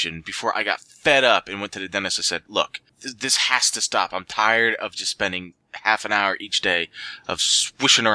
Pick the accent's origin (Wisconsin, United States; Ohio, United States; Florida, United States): Ohio, United States; Central; I was born and raised Central Ohio